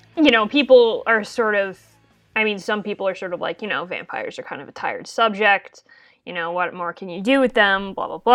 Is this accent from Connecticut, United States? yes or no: yes; Connecticut, United States; my home state of Connecticut